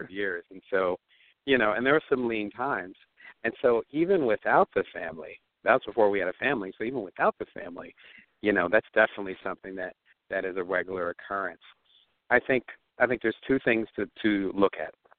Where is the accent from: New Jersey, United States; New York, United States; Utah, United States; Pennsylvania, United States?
New Jersey, United States; Atlantic City; I was born in Atlantic City, New Jersey